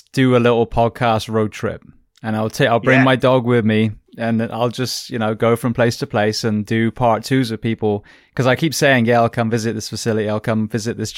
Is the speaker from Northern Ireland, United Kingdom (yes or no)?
no; near Bristol, South West England, United Kingdom; moved away; in Bristol near where I grew up in England